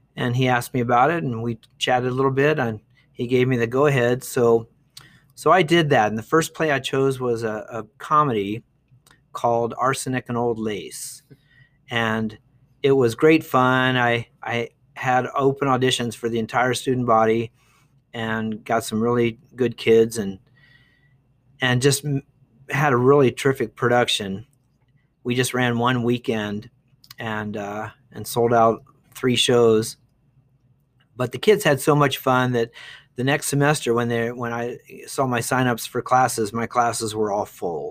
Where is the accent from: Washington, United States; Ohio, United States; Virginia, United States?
Ohio, United States; Dayton; moved away as an adult; also born or lived in Bowling Green, Ohio / Eau Claire, Wisconsin / Denver, Colorado / Austin; now in Duncan, Arizona, United States; I was born in Dayton, Ohio in nineteen fifty-four, so a long time ago. I grew up there